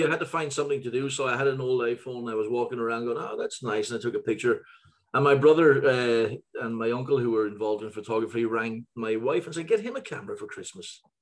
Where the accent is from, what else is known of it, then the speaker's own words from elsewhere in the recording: Ireland; moved away as an adult; now in Gothenburg, Sweden; growing up in Ireland